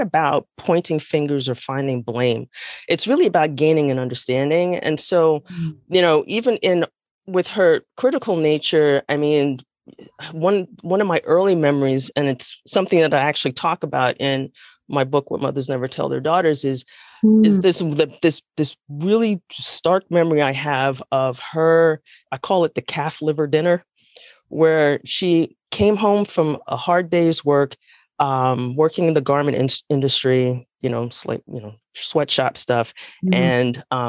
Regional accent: New York City, New York, United States; also born or lived in New Jersey; now in North Carolina, United States; originally I'm from the Bronx, New York. the Bronx, as we like to call it. And I was raised by a single mom

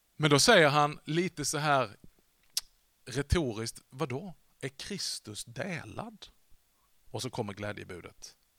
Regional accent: Vollsjö, Skåne, Sweden; Jag växte upp i världsmetropolen Vollsjö. Det ligger lite norr om Sjöbo, söder om Hörby

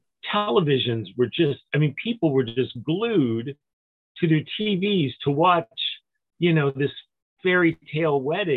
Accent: United States; as an American

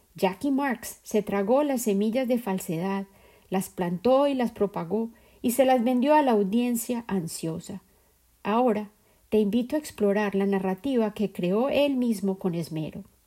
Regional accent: Colombia; la sociedad dentro de la cual crecí en Colombia

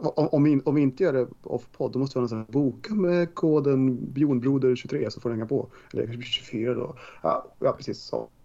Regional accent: Skåne, Sweden; accent: Scanian (skånska); min skånska är ganska bra ändå

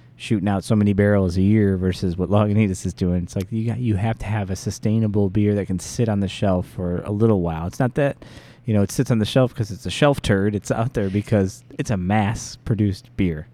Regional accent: Joliet, Illinois, United States; I'm a Joliet kid

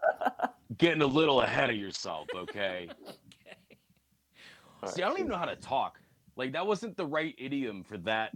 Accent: United States; I was born in America.

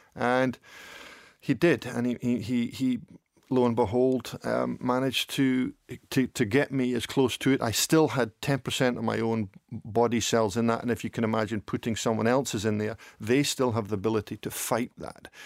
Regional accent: Dundee, Scotland, United Kingdom; also born or lived in Epping, England; they wanted to move at, when I was at the ripe old age of two, to come to O'Mackie in Dundee. So when I was two, that's when we moved up

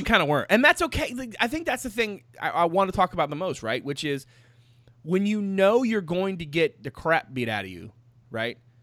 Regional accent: Petersburg, Virginia, United States; I was born in Virginia, and then I was like, was it Petersburg?

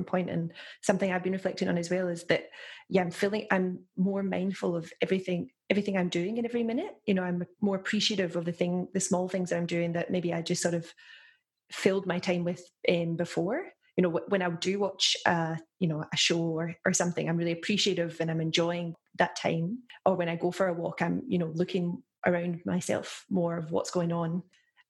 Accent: Lenzie, Scotland, United Kingdom; moved away as an adult; now in Melbourne, Australia; So I grew up in Glasgow in Scotland, so just outside Glasgow in a small town called Lenzie

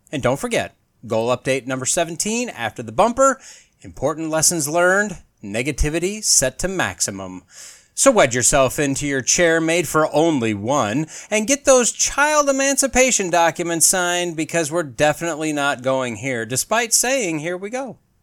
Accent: United States; as an American and a human

